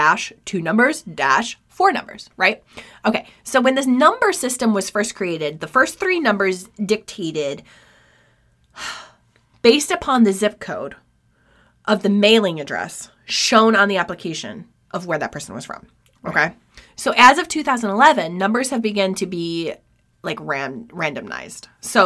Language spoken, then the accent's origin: English; New York, United States; born there; So, needless to say, I was born in 1985 in New York State.